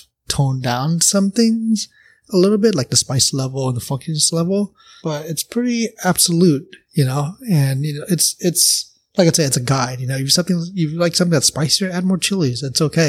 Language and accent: English; Oakland, California, United States; I'm from NorCal